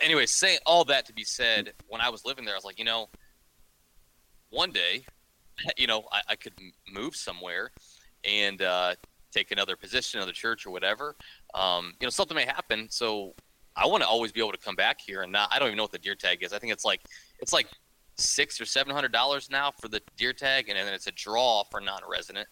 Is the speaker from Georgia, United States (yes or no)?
no; northern Ohio, United States; also born or lived in Kansas; I was born and raised in Ohio, um, up in up in northern Ohio